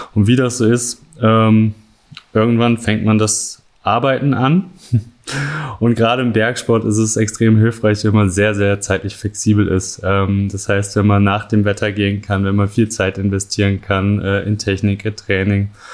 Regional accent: Cologne, North Rhine-Westphalia, Germany; moved away as an adult; now in Innsbruck, Austria; ich komme aus Köln

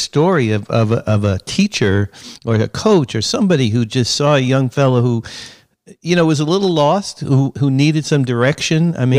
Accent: New York, United States; I grew up in New York.

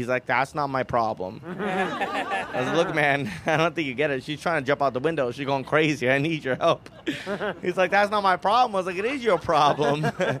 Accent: India; You're British. And I'm Indian.

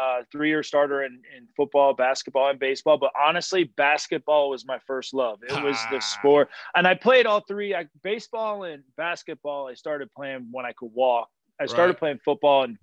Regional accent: Pennsylvania, United States; moved away; growing up in Pennsylvania.

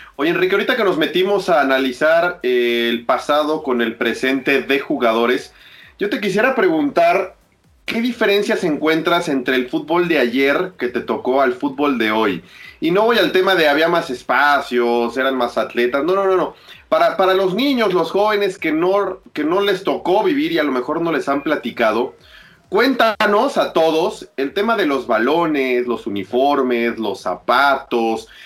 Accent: Mexico; como mexicano

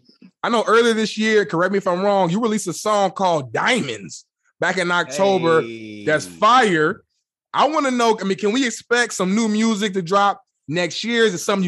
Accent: Indiana, United States; I'm from Indiana

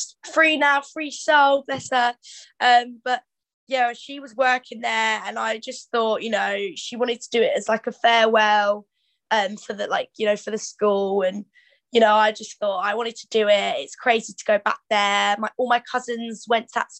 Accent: Canterbury, South East England, United Kingdom; also born or lived in Shoreham / Gravesend / Rochester; But I moved very young in Canterbury, so I don't actually remember anything until I actually moved to Canterbury. So I grew up there

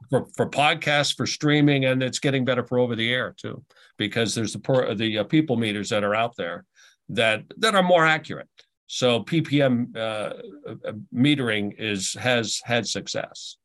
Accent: Halifax, Nova Scotia, Canada; also born or lived in Ottawa / Portland / Kansas City / Tampa; now in Buffalo, United States; we ended up going back to my hometown, uh, in Halifax

